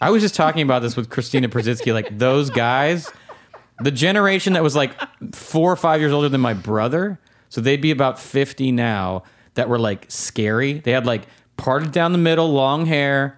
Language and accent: English; La Crescenta, California, United States; where I grew up in La Crescenta, and I still go to the bank there